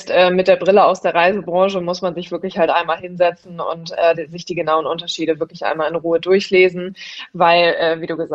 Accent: Hamburg, Germany; auf die Alster, äh, das ist immer so das, worauf man dann irgendwie als Hamburger immer hofft

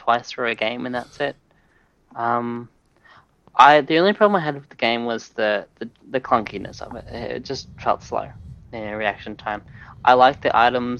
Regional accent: Australia; as an Australian

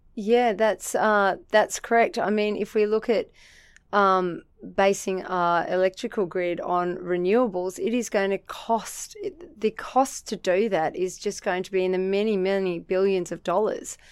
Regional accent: Central Coast, New South Wales, Australia; also born or lived in Sydney / Narrabeen / Erina; So, he got a job at Gosford, uh, Hospital, and I was raised in the suburb of Wyoming.

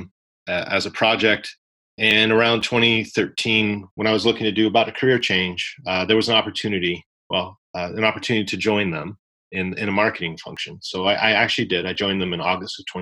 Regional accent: Canada; I'm Canadian.

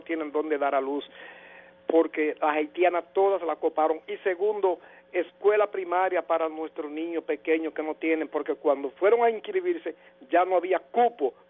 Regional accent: Cibao, Dominican Republic; now in Los Frailes, Dominican Republic; Yo soy cibaeño

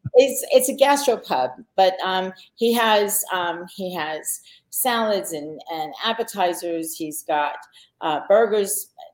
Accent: Long Island, New York, United States; I grew up on Long Island. I never got that Long Island twang kind of thing going on

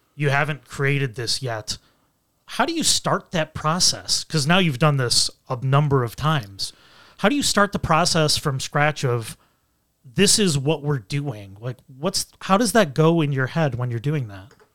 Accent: Buffalo, New York, United States; growing up in Western New York, you know, Buffalo and Rochester

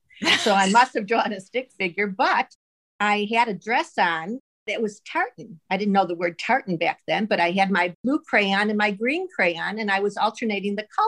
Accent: Chicago, Illinois, United States; born or raised there

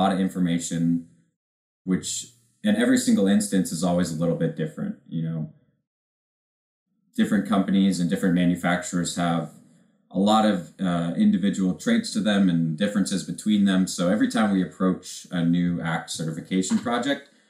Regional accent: Washington, United States; growing up in Washington State

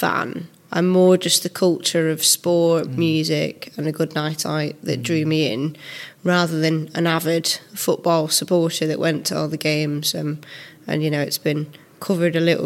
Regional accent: just outside Belfast, Northern Ireland, United Kingdom; moved away as an adult; now in Manchester, United Kingdom; I grew up just outside Belfast, about 8 miles outside.

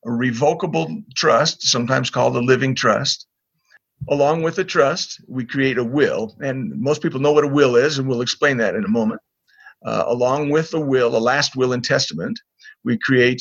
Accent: Corvallis, Oregon, United States; moved away as an adult; also born or lived in Utah; I was raised up in Corvallis, Oregon.

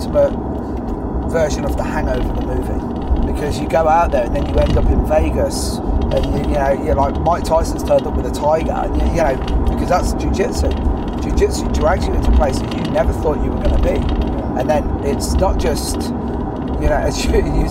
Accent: Ireland; being Irish and Catholic

